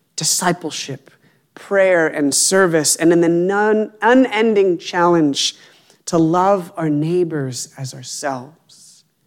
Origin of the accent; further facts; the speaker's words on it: Appalachia, United States; I grew up near the Appalachian Trail